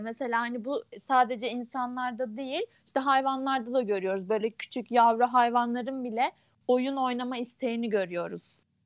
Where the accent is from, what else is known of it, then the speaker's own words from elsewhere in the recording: Ankara, Turkey; moved away as an adult; now in Kütahya, Turkey; Ankara'da büyüdüm. Ama 6 yıldır Kütahya'da yaşıyorum